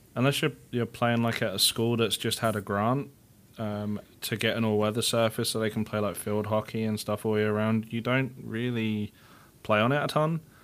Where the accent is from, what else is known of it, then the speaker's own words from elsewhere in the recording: England, United Kingdom; now in United States; my hometown's only, like, three hundred thousand people